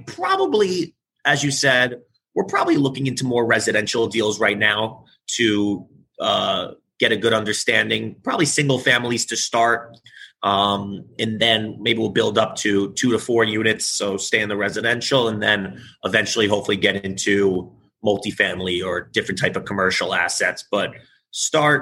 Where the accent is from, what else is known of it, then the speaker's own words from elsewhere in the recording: New York City, New York, United States; I live in the city and I'm originally from New York. So I've been here my whole life